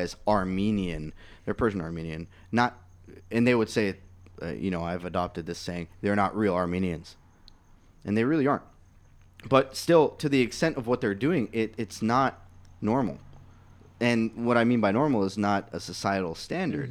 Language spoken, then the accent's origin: English; Palestine; I'm from Palestine